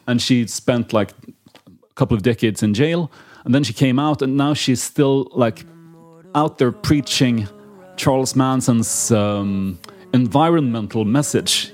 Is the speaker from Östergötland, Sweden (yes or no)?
yes; Linköping, Östergötland, Sweden; I grew up in Linköping, a town south of Stockholm